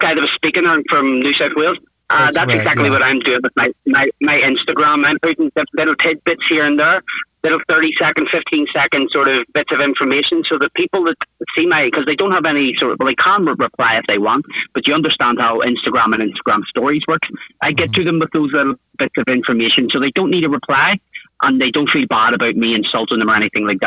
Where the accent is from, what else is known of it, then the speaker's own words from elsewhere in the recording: Ireland; now in Queensland, Australia; I'm from Ireland. I'm living in Australia